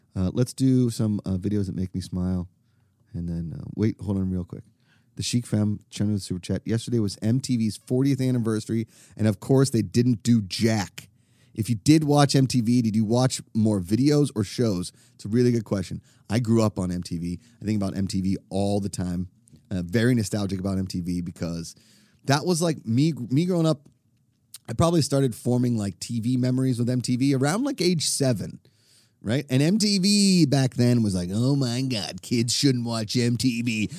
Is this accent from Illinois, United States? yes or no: no; Pittsburgh, Pennsylvania, United States; I grew up in Pittsburgh